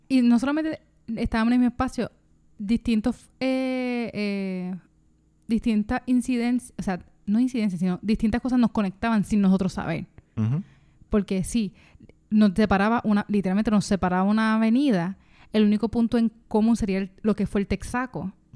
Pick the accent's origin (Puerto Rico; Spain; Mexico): Puerto Rico; la urbanización donde yo me crié